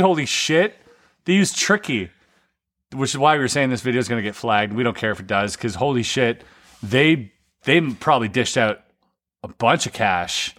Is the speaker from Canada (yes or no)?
yes; Canada; as a child growing up in Canada